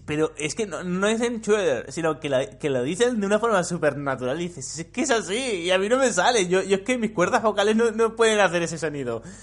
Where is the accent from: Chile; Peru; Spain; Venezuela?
Spain; los españoles hablamos como el puto culo